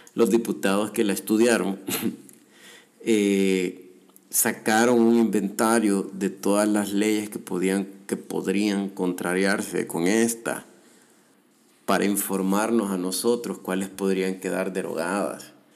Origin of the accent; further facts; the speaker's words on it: El Salvador; yo como ciudadano salvadoreño